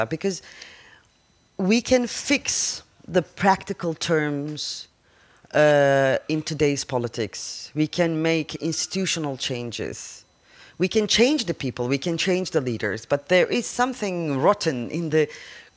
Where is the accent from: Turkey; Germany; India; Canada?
Turkey; I come from Turkey